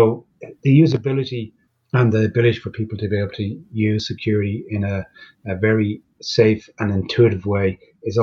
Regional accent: Ireland; being Irish

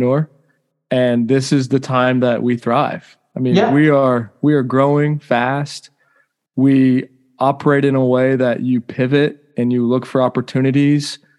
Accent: Round Rock, Texas, United States; also born or lived in Cleveland, Ohio; I was born in Cleveland, Ohio. I moved to Round Rock when I was 2 or 3 years old

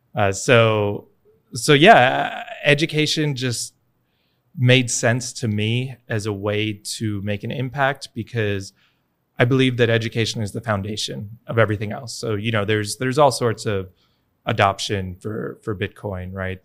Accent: New York, United States; moved away as an adult; now in El Salvador; I'm from New York originally

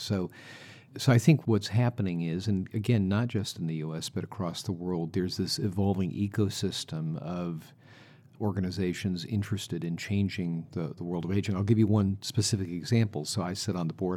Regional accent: United States; I'm from the United States

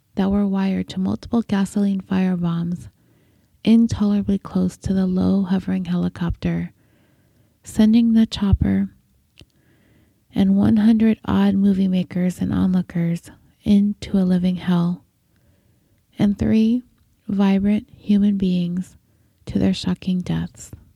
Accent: Cerritos, California, United States; my hometown of Cerritos, California

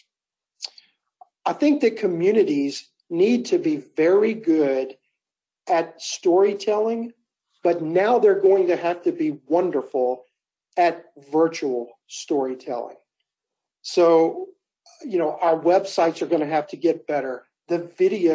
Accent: Louisiana, United States; now in Las Vegas, United States; I'm from Louisiana

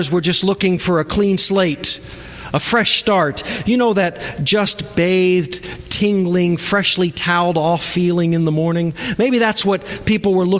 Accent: Cocoa Beach, Florida, United States; I was born and raised near Cocoa Beach, Florida, so water was a huge part of my life

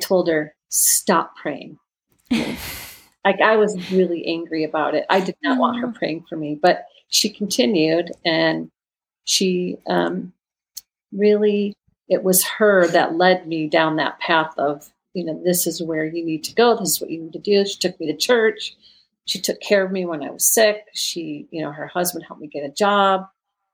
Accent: Michigan, United States; moved away; also born or lived in California; back in Michigan, my hometown where I grew up, after we had lived in California for years

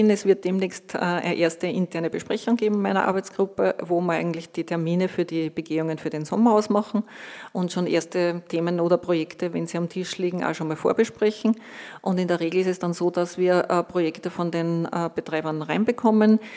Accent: Lower Austria, Austria; born there; moved away as an adult; now in Salzburg, Austria; Der Gerald hat schon erwähnt, gebürtig in Niederösterreich. Wie hat es mich nach Salzburg verschlagen?

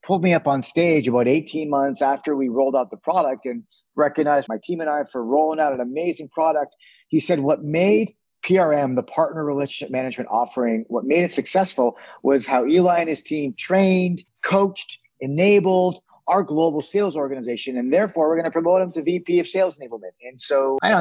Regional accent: Toronto, Ontario, Canada; moved away as an adult; now in San Francisco, United States; I grew up in Toronto, and having grown up in Toronto, my dad had a retail furniture store

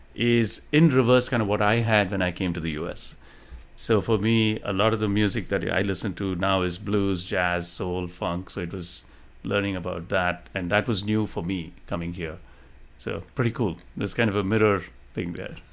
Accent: Delhi, India; moved away as an adult; also born or lived in Tamil Nadu, India / Bombay, India; now in United States; I was born in India, in, uh, the south of India, state of Tamil Nadu, and I moved to Delhi at a pretty young age. I think I was about ten years old, and I went through most of my middle and high school in Delhi.

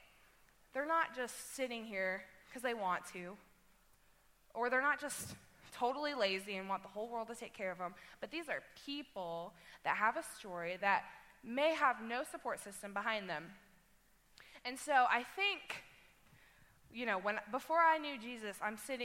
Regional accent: Webb City, Missouri, United States; I'm from Webb City

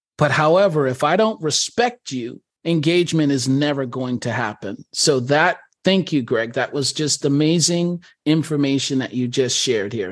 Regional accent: New York, United States; I'm a New Yorker

